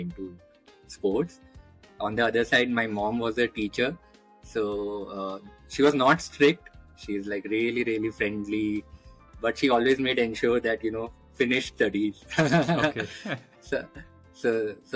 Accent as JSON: {"language": "English", "town": "Dalhousie", "region": "Himachal Pradesh", "country": "India", "tie": "born or raised there", "said": "my initial years were spent in a small hill station called Dalhousie"}